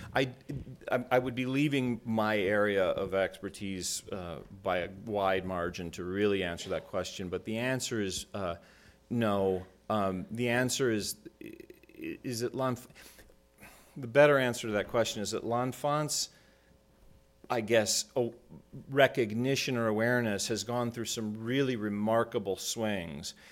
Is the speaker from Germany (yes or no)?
no; Minnesota, United States; moved away; I'm from Minnesota originally